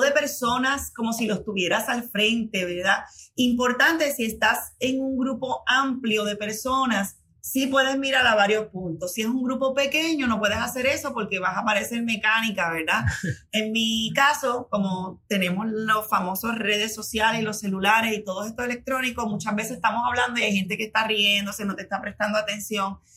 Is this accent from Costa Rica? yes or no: no; Puerto Rico; como buena puertorriqueña